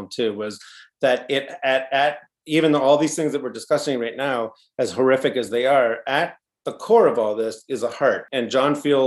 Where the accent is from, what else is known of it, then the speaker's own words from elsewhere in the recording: Canada; we're Canadian filmmakers